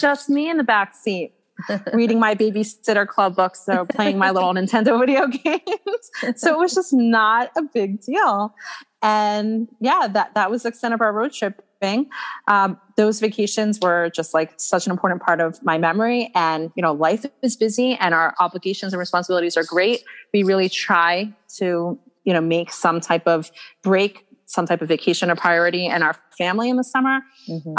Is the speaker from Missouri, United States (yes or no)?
no; Atlanta, Georgia, United States; I grew up in Atlanta, Georgia